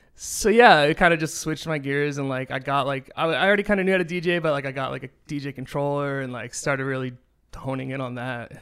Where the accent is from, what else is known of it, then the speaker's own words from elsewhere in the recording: Nashua, New Hampshire, United States; now in Los Angeles, United States; there was a club in my town in Nashua, in, in New Hampshire called Nashua